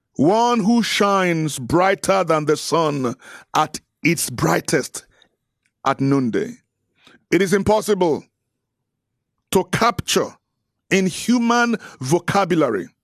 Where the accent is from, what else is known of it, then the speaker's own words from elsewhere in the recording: Nigeria; I'm Nigerian